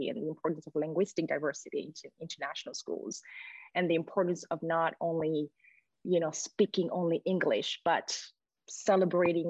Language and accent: English; Burundi; moved away as an adult; also born or lived in France / Sweden; now in Australia; I was born and raised in Burundi, and then I left when I was 18.